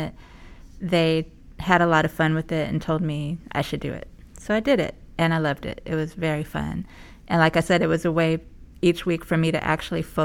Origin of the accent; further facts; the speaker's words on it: Oxnard, California, United States; now in San Diego, United States; I come from Oxnard, California, originally